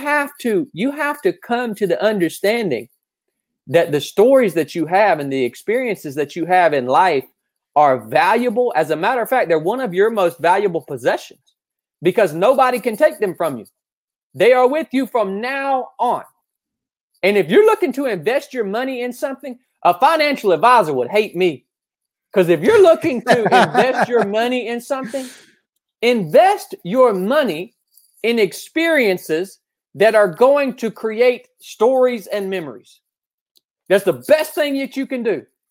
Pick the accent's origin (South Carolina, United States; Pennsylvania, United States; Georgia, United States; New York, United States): Georgia, United States; North; also born or lived in Appalachian Mountains; I grew up here in North Georgia